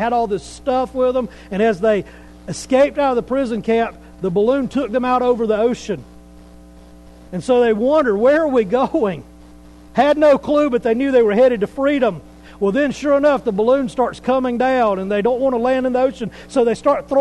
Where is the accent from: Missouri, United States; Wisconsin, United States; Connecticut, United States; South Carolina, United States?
South Carolina, United States; Pickens County; I'm from South Carolina. Been in Pickens County most of my life